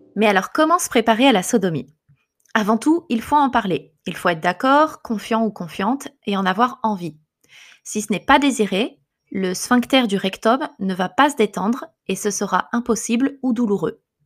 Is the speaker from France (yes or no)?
yes; France; now in Japan; Je suis française mais je vis au Japon.